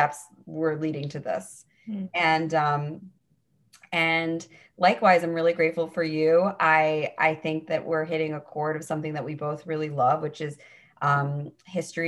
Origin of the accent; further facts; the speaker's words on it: New York City, New York, United States; I was born and raised in New York City